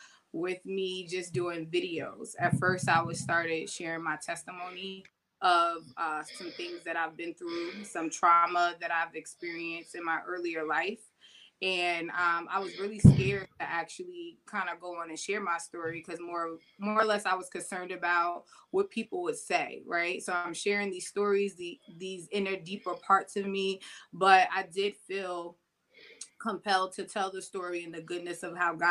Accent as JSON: {"language": "English", "town": "Vauxhall", "region": "New Jersey", "country": "United States", "tie": "born or raised there", "also_born_or_lived": "Maplewood, New Jersey", "lives_now": "Bloomfield, United States", "said": "I'm from Vauxhall, New Jersey. I grew up there. I was raised there until about 20"}